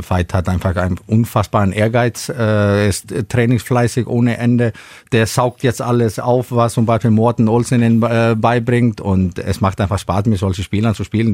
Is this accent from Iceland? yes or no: yes; Iceland; moved away as an adult; also born or lived in Spain; now in Schillerslage, Germany; ich irgendwann hier lande, über Spanien, aus Island hierher